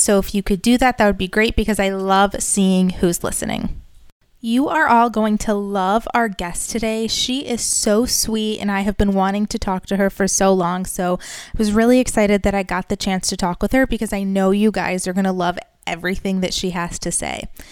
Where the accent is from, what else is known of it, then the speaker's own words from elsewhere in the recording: Farmington, Michigan, United States; moved away as an adult; also born or lived in New York; now in Boca Raton, United States; I grew up in Farmington